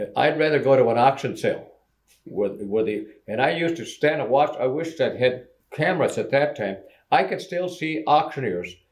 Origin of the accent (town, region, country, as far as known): Benson, Minnesota, United States